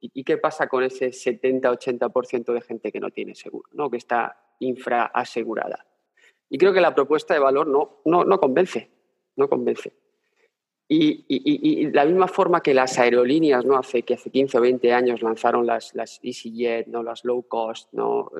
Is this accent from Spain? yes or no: yes; Spain; moved away as an adult; also born or lived in Berlin; mi mujer y yo somos españoles